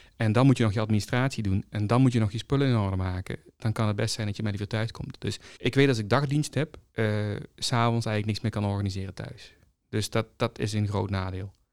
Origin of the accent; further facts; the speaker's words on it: North Brabant, Netherlands; Als Brabander